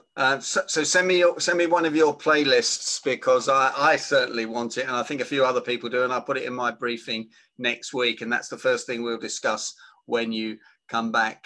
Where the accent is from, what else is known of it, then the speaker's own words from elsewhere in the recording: United Kingdom; I'm British